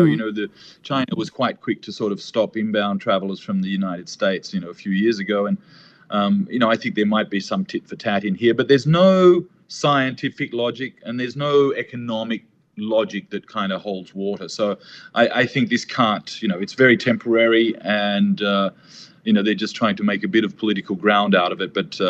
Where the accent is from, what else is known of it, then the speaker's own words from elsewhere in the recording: Australia; I'm Australian